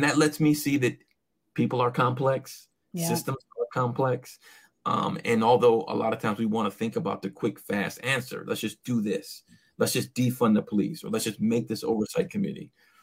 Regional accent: Inkster, Michigan, United States; also born or lived in Taylor, Michigan; growing up in Inkster, primarily African-American community with a white mother

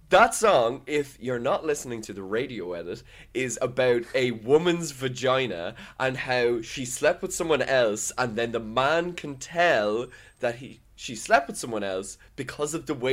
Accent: Dublin, Leinster, Ireland; yeah, I am from Dublin, and I will be from Dublin in this movie.

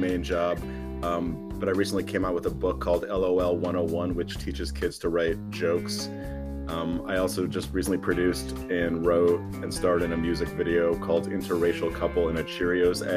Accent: Midwest, United States; I'm from the Midwest

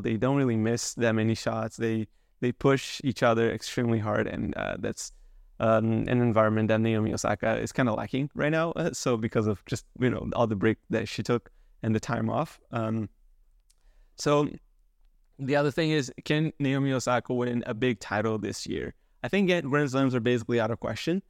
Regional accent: Canada; as a Canadian

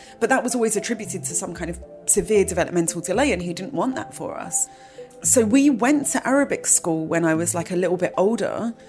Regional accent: London, United Kingdom; now in New York, United States; I was born in London and that's where I grew up most of my life

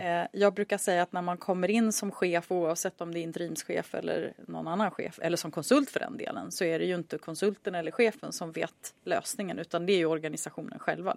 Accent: Sweden; moved away as an adult; also born or lived in Chicago; jag var svensk

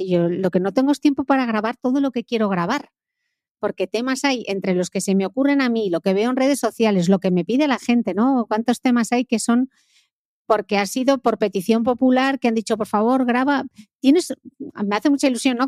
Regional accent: Gijón, Asturias, Spain; yo he pasado mi infancia en Mareo, que era donde entrenaban eh, todas las categorías del Sporting

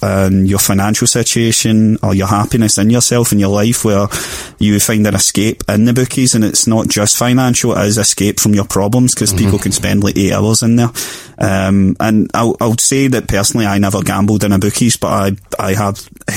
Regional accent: Glasgow, Scotland, United Kingdom; I grew up in Springburn for the first 6 years of my life, and then, you know, we as a family, we didn't have much, you know. I didn't come from a real high class background or anything, just kind of working class scheme, as you like. Then we moved to Ballinock

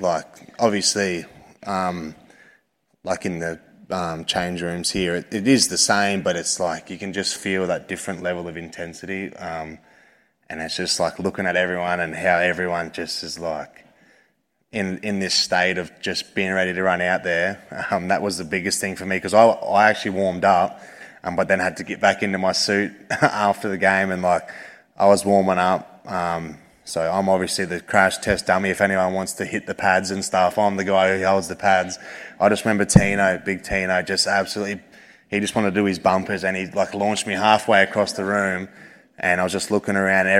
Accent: Penrith, New South Wales, Australia; And I come from Penrith, I don't know if anyone lives out that way, but every second person walking around out there is wearing a Penrith jersey.

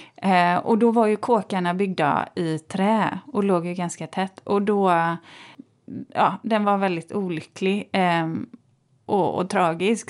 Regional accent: Borås, Västra Götaland, Sweden; jag är ju uppvuxen i Borås

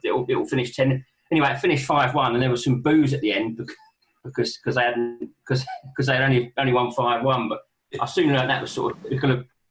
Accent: London, United Kingdom; I was brought up in Balham.

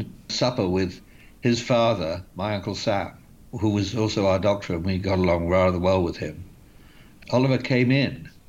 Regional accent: Bath, South West England, United Kingdom; I grew up in Bath

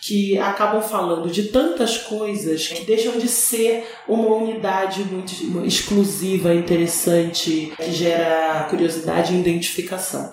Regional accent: Brazil; sendo brasileira

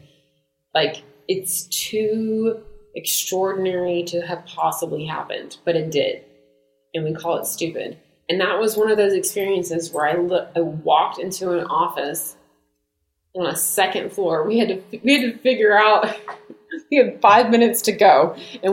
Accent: United States; I'm American

